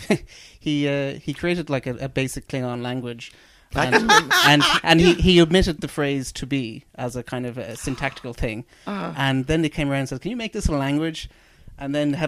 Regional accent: Ireland; I grew up in Ireland in the 80s

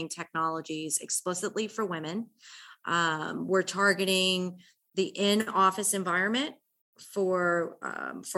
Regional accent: United States; moved away as an adult; now in Atlanta, United States; I'm originally from the New York, New Jersey area. I came to Atlanta in 1995

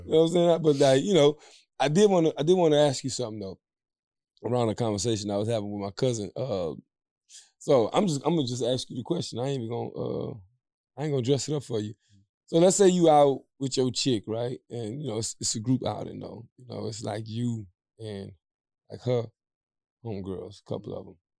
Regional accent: Louisiana, United States; We come from the, we come from the South. We come from Louisiana

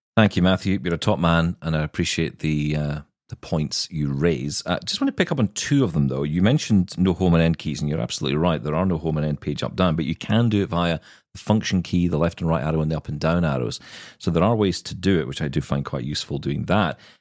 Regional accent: Glasgow, Scotland, United Kingdom; I am Scottish and it is in my blood.

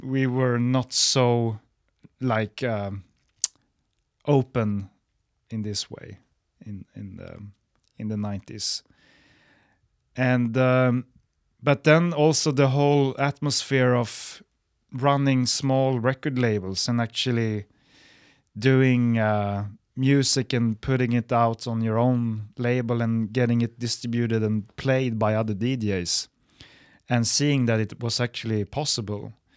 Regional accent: Stockholm, Stockholm County, Sweden; my hometown, Stockholm.

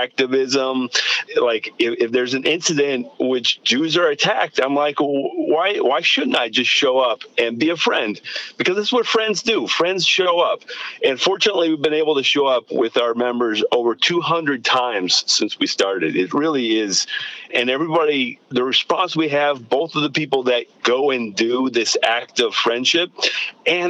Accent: Seattle, Washington, United States; moved away; I grew up in Seattle

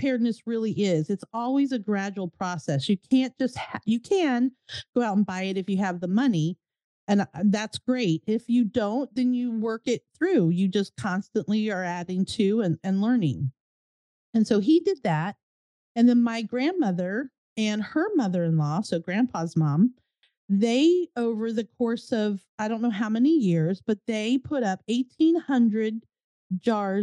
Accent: United States; moved away as an adult; now in Florida, United States; I grew up in Virginia, New Jersey

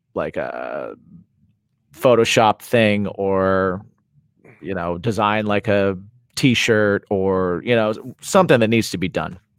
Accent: Indiana, United States; I'm from Indiana

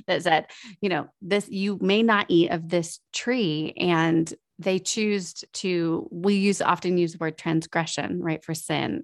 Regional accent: United States; as our American way of life

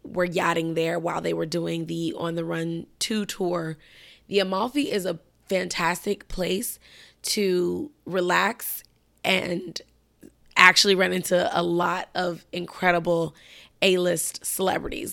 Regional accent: Chicago, Illinois, United States; moved away; Chicago's my hometown.

